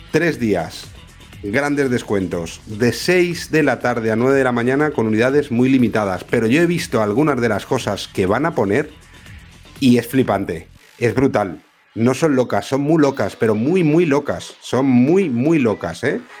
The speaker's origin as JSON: {"language": "Spanish", "town": "Vila-real", "region": "Valencian Community", "country": "Spain", "said": "Yo era más de de Vila que es de mi pueblo, de mi ciudad, ¿eh?"}